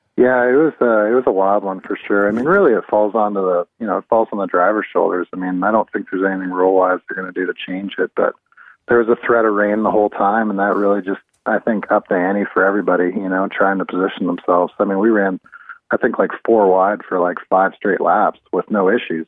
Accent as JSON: {"language": "English", "town": "London", "region": "Ontario", "country": "Canada", "said": "I'm from I'm actually from Ontario, from London originally"}